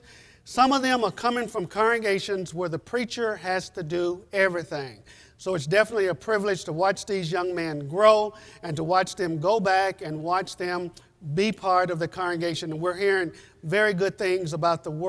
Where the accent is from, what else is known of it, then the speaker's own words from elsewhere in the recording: United States; moved away as an adult; now in Guatemala; we're from the States